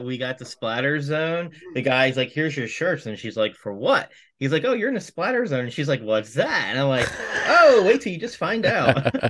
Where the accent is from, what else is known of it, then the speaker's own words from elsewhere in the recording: New Jersey, United States; we are all from Jersey